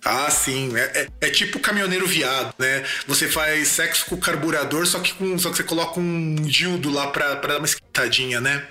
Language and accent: Portuguese; South Region, Brazil; eu sou lá do Sul